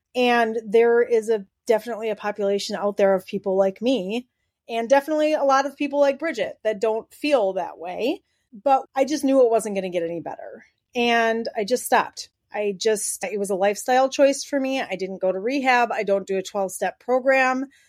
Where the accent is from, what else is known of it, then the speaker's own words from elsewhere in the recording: Wisconsin, United States; we're from Wisconsin and that's the culture